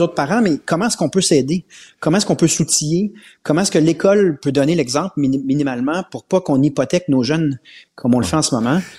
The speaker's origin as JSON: {"language": "French", "region": "Quebec", "country": "Canada", "said": "On est québécois"}